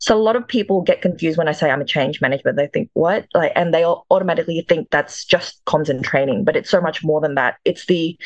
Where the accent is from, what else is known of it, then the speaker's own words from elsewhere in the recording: Perth, Western Australia, Australia; also born or lived in Jakarta, Indonesia; I'm Indonesian. I was born in Jakarta, the capital. I came to Australia in the single digits, and my family, I moved with my grandparents. They first settled in Perth